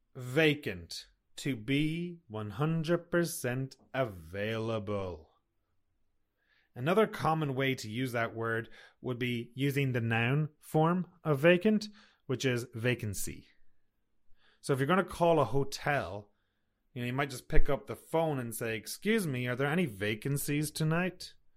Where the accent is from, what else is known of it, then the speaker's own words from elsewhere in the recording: Sligo, Connacht, Ireland; moved away as an adult; also born or lived in Toronto, Canada; now in Kelowna, Canada; I'm from a small town called Sligo. And when I was a kid, Sligo was not a very diverse town